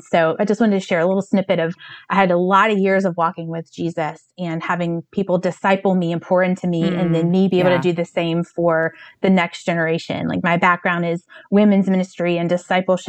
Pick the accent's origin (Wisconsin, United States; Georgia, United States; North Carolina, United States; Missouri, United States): North Carolina, United States; also born or lived in New York City; now in Chicago, United States; I'm from North Carolina, but my family, we've been living in Chicago since spring of 2016